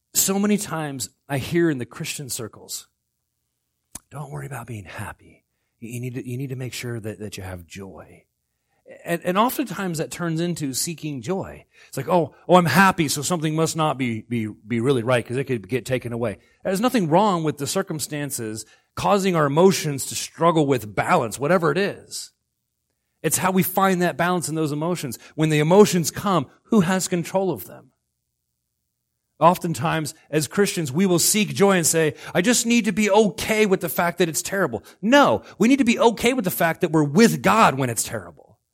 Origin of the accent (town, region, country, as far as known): Florida, United States; now in Alaska, United States